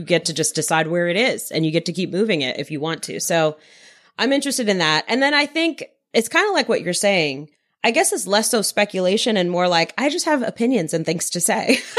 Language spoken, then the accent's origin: English; New York City, New York, United States; I grew up in Queens, New York.